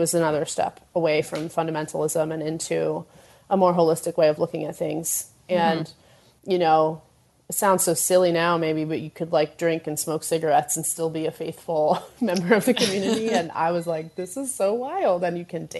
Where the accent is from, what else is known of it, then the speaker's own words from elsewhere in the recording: New Jersey, United States; I grew up in New Jersey, which is a very Catholic place, very Catholic town